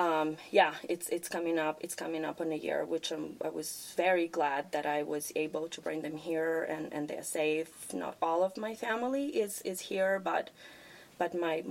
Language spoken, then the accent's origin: English; Ukraine; now in United States; I am very proud that I'm from Ukraine. I'm very proud of my heritage. I'm very proud I grew up there.